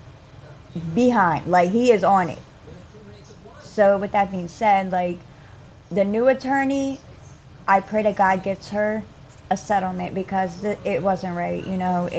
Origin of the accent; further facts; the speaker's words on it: Baltimore, Maryland, United States; I'm from DMV, Baltimore